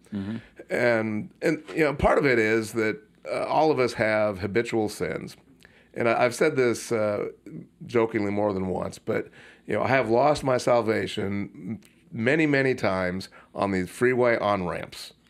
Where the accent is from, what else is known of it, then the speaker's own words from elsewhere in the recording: Puyallup, Washington, United States; my hometown of Puyallup, Washington